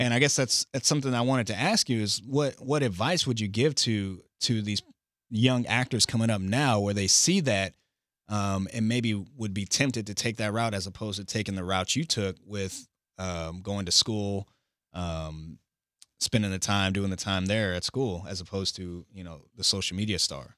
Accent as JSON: {"language": "English", "region": "Indiana", "country": "United States", "said": "I'm from Indiana, so I'm a Pacer fan"}